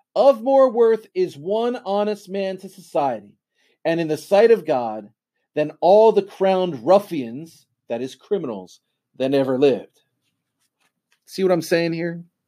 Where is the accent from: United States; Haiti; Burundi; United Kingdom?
United States